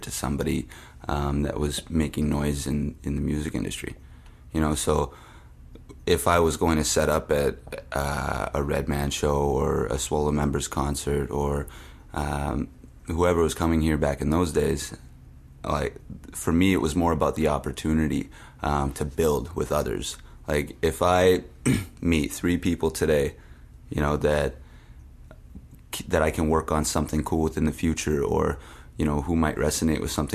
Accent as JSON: {"language": "English", "town": "Winnipeg", "region": "Manitoba", "country": "Canada", "tie": "born or raised there", "said": "I grew up in Transcona"}